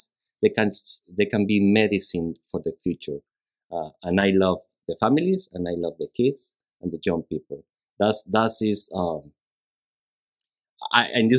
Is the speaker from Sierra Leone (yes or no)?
no; Mexico; English is a second language; moved away as an adult; now in Houston, United States; I'm from Mexico